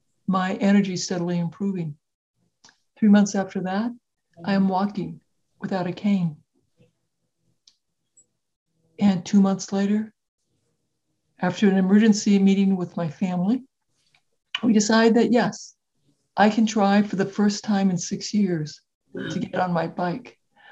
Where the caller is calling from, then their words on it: Iowa City, Iowa, United States; So I'm located in Iowa City, Iowa, which is central United States.